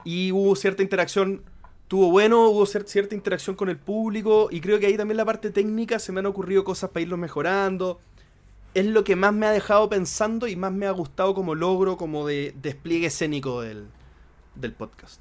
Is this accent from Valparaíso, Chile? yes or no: yes; Viña del Mar, Valparaíso, Chile; soy de Viña